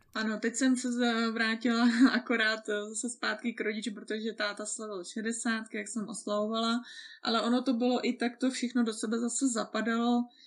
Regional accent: Czechia; já jsem Češka

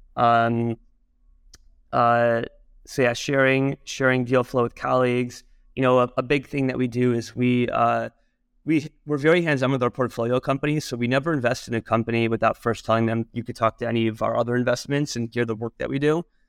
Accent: Michigan, United States; moved away; also born or lived in New York; I'm originally from Michigan, and, uh, I, uh, initially moved to New York

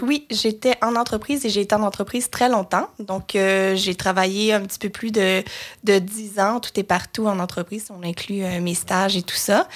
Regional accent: Joliette, Quebec, Canada; moved away as an adult; also born or lived in Sherbrooke, Canada; now in Montreal, Canada; je viens de Joliette dans la naudière qui est un peu au nord euh, de Montréal.

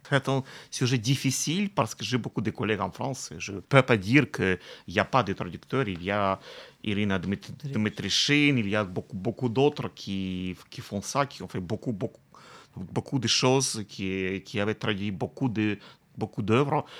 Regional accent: Kamianske, Dnipropetrovsk Oblast, Ukraine; J'aime beaucoup ma ville natale

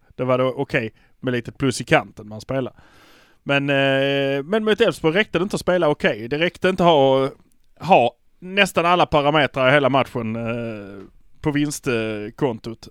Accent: Malmö, Skåne, Sweden; vi är från Malmö

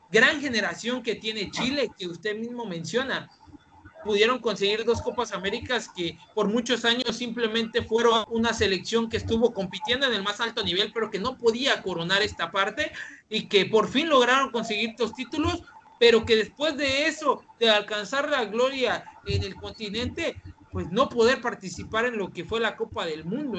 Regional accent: Mexico; nosotros como mexicanos

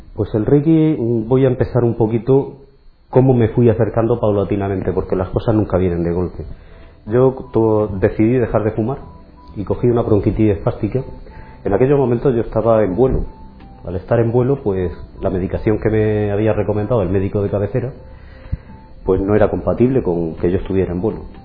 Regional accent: Cartagena, Region of Murcia, Spain; nací en Cartagena, eh, estuve viviendo durante mis primeros 17 años en un poblado

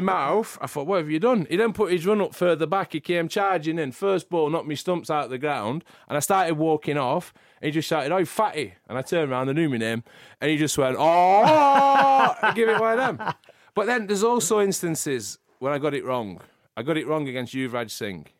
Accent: Preston, North West England, United Kingdom; Where I grew up in Preston

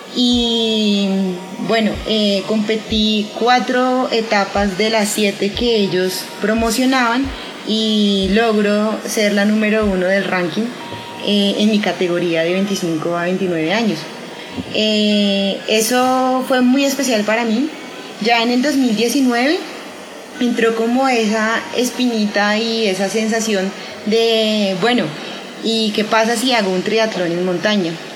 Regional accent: Colombia; los colombianos

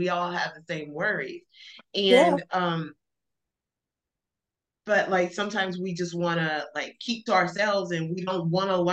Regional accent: Alabama, United States; also born or lived in El Paso; now in Dallas, United States; growing up in Alabama, we went to Black church

